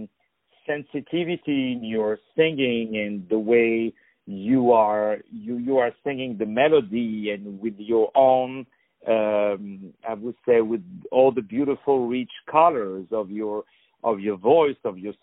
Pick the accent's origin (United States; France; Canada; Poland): France; Paris, Île-de-France; in Paris, where I'm originally from.